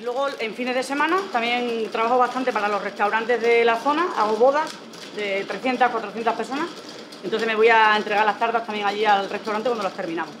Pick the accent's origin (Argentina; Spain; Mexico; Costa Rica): Spain; Pinofranqueado, Extremadura; moved away as an adult; also born or lived in Madrid; soy de Pino Franqueado, soy de las Urdes